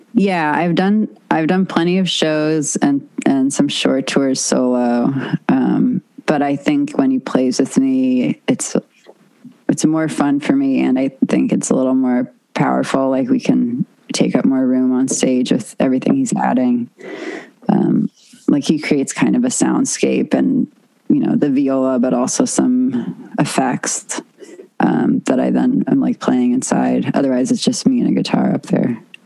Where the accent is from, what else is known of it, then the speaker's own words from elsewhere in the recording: Los Angeles, California, United States; I grew up on the West side